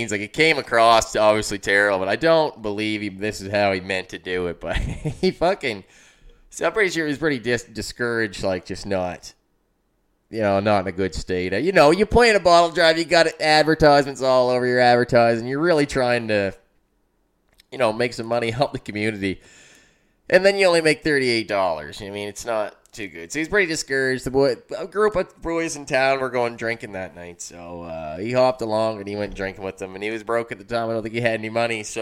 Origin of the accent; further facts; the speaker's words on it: Amherst, United States; I grew up in Amherst